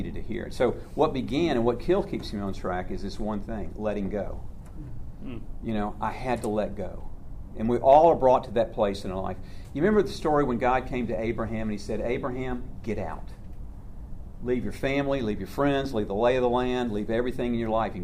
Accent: Atlanta, Georgia, United States; also born or lived in White, Georgia; I grew up in Atlanta, so I was a city boy

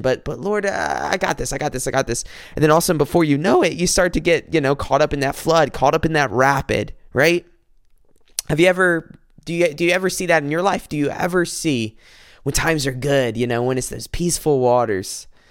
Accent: South Carolina, United States; moved away as an adult; now in Michigan, United States; I'm from South Carolina. I moved up here to Michigan

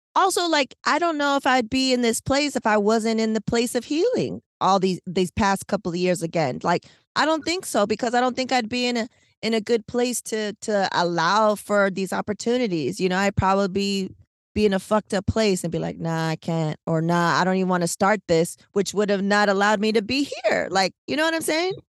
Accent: San Diego, California, United States; born or raised there; moved away

